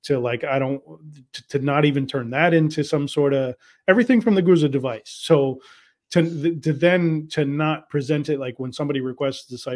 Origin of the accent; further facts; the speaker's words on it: United States; I, as an American